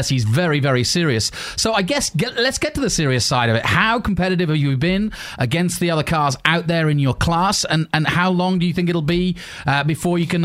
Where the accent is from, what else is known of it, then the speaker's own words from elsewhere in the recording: England, United Kingdom; as we say in England